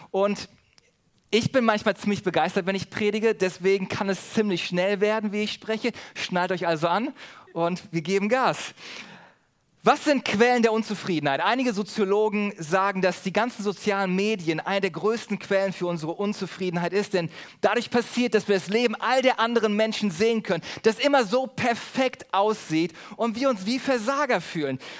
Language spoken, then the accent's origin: German; Germany; Besonders in Urlaubsorten sind wir Deutsche dafür bekannt, dass wir uns über alles und jeden beschweren.